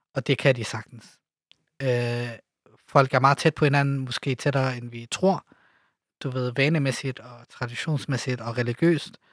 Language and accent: Danish; Denmark; also born or lived in Lebanon / Jerusalem / Ramallah; jeg er født i Libanon, bor i Danmark, øh, øh er vokset op i Danmark